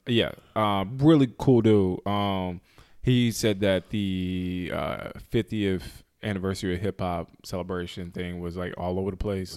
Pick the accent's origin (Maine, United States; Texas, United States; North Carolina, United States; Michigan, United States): North Carolina, United States; we're coming from North Carolina